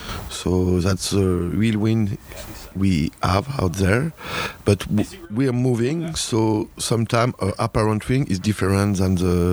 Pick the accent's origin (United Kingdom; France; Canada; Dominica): France; I'm coming from France